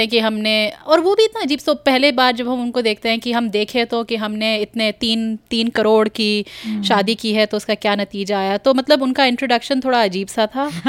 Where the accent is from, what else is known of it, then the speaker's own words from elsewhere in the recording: Kumaon, Uttarakhand, India; मैं मतलब कुमाऊँ से हूँ पहाड़ से हूँ